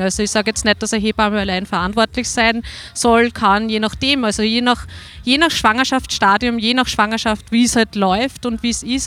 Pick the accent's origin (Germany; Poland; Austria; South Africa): Austria; Waldviertel, Lower Austria; Ich bin aus dem Waldviertel